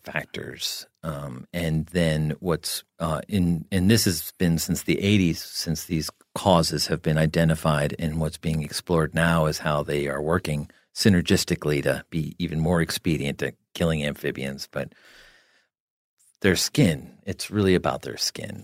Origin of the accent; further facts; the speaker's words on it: New Jersey, United States; I grew up in New Jersey